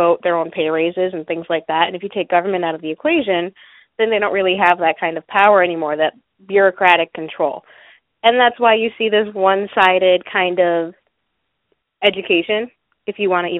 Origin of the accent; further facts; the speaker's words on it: Connecticut, United States; moved away; also born or lived in Texas; I grew up in Connecticut